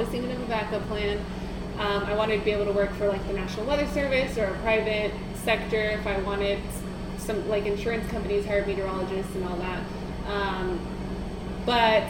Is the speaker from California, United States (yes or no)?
no; Phoenix, Arizona, United States; moved away as an adult; also born or lived in Pennsylvania / Victoria, Texas; now in Austin, United States; I grew up in Central Phoenix